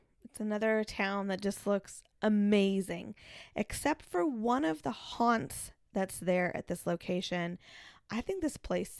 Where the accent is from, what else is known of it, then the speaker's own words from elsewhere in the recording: Kansas, United States; I'm from Kansas.